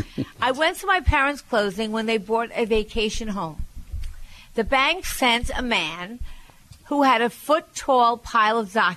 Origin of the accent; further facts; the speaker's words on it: Long Island, New York, United States; and I'm from Long Island. We didn't have that.